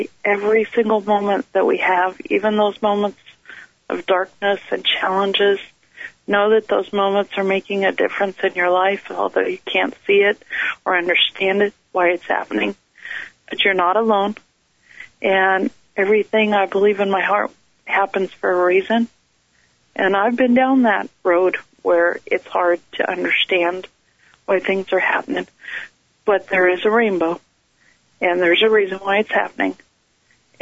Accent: Sioux County, northwest Nebraska, United States; moved away as an adult; now in Seattle, United States; I grew up on a ranch, and as I've repeated, in northwest Nebraska, about 2 hours away from Cheyenne, 4 hours away from Denver. There's 93 counties in the state of Nebraska, and I grew up in Sioux County

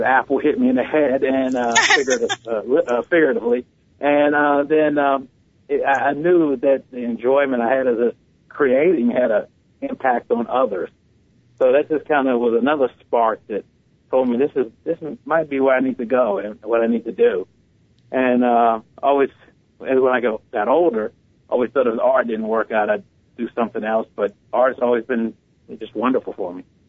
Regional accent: Washington, District of Columbia, United States; growing up in Washington D.C.

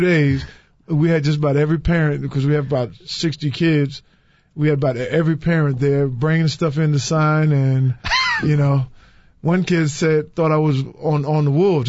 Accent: New York City, New York, United States; also born or lived in Louisville, Kentucky; now in Chicago, United States; I'm proud of where I came from, Brownsville and Brooklyn, New York

